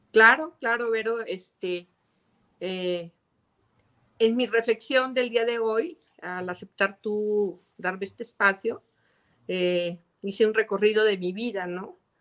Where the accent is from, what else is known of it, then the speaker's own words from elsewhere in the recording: Zacatecas, Mexico; yo soy zacatecana de corazón, eh, aunque, bueno, mi padre es de Nochistlán, es ingeniero civil, es la persona que más admiro. Este, mi madre es de Guadalajara, Jalisco, eh, yo ya nací aquí